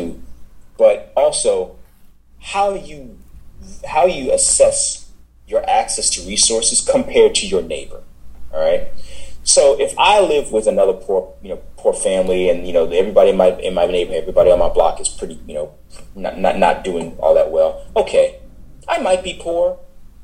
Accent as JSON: {"language": "English", "town": "New York City", "region": "New York", "country": "United States", "tie": "born or raised there", "said": "I grew up in Brooklyn before the Barclays Center"}